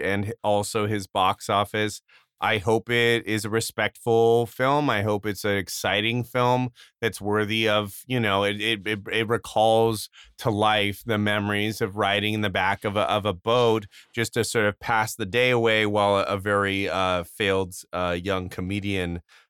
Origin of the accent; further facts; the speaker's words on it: California, United States; I grew up from a young age. I grew up in California.